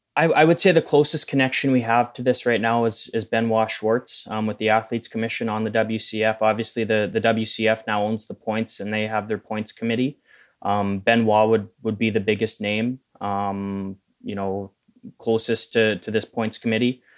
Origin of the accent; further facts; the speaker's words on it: Manitoba, Canada; growing up in Manitoba